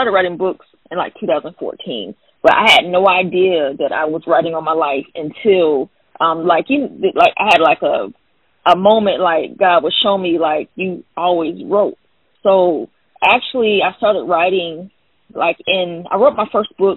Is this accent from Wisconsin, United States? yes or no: no; Fayetteville, North Carolina, United States; now in South Carolina, United States; I'm actually from Fayetteville, North Carolina, which is a military town